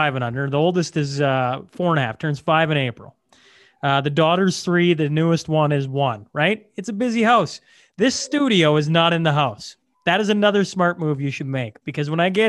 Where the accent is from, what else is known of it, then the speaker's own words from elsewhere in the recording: Hillmond, Saskatchewan, Canada; moved away; I'm originally from Hillmont, Saskatchewan.